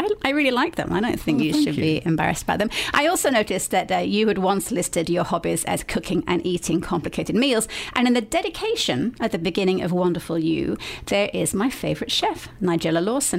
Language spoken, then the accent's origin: English; the north of England, United Kingdom; moved away as an adult; also born or lived in London; I grew up in the damp and chilly north